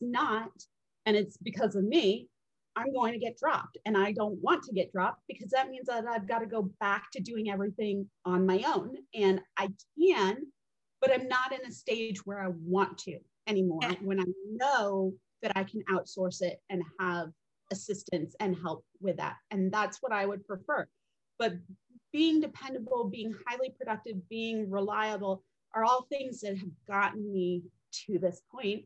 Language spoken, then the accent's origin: English; United States; We arrived when I was a baby in the US